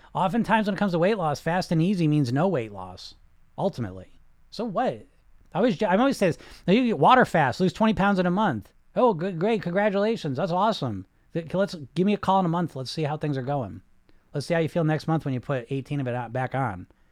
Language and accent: English; New England, United States; I'm from New England